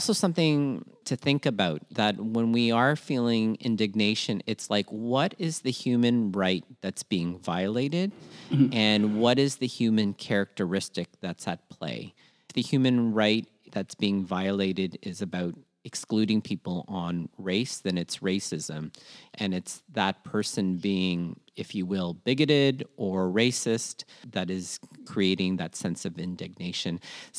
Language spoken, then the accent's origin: English; Philippines; what I'm very proud of in terms of being Filipino is we're disaster proof and we usually like to help people.